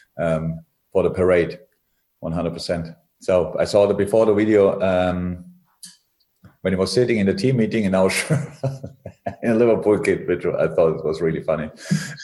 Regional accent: Germany; moved away; I come from Germany. I'm educated in a completely different system

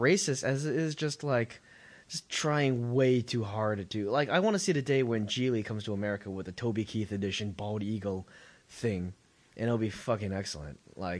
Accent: China; moved away; I'm from China.

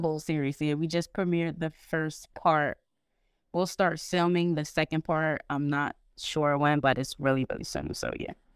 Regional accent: Norristown, Pennsylvania, United States; also born or lived in Philadelphia; I was born in Philadelphia, um, moved to Norristown when I was, like, five, and I went to school up there

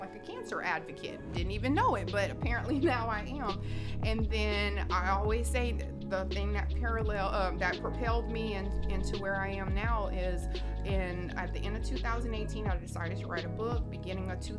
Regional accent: Houma, Louisiana, United States; moved away as an adult; now in Houston, United States; I'm from somewhere called Houma, Louisiana.

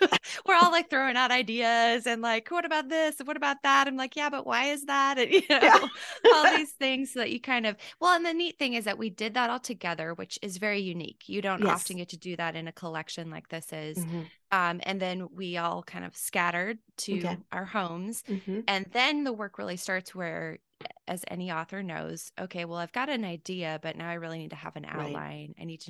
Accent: California, United States; I'm originally from California, mm-hmm. spent a little bit of time down in San Diego.

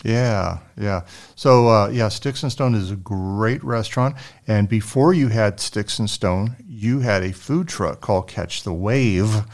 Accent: San Antonio, Texas, United States; we're all from San Antonio, born and raised

